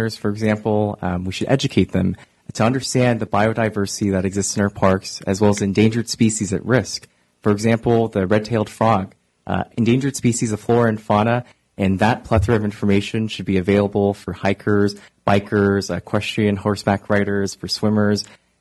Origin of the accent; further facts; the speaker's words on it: Oakland, California, United States; I volunteer in my hometown of East Oakland